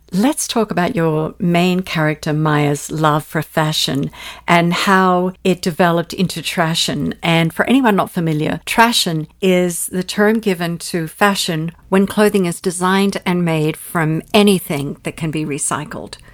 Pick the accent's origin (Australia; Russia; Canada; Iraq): Australia; moved away as an adult; also born or lived in England; now in United States; growing up in Australia, I was the youngest of four